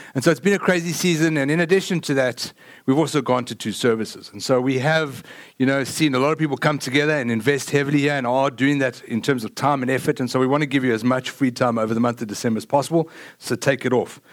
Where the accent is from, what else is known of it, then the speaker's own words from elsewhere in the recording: South Africa; now in Lake Travis, United States; I am from South Africa